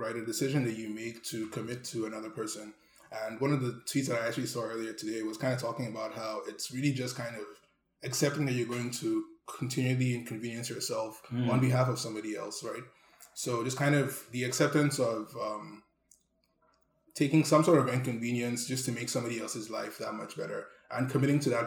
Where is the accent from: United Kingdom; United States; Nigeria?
Nigeria; now in Canada; growing up in Nigeria